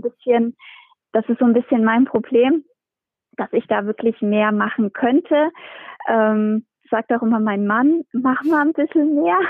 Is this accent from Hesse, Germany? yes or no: yes; Hesse, Germany; bei uns in Hessen